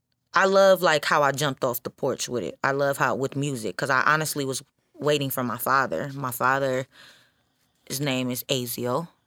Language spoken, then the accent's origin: English; Samoa; So it's like the fact that I'm Polynesian. Mm-hmm. I'm Samoan. My dad's Filipino. He got Filipino and I'm Filipino.